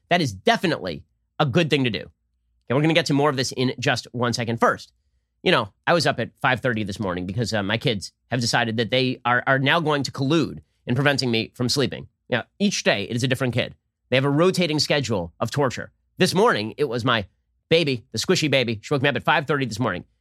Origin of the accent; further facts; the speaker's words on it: United States; as an American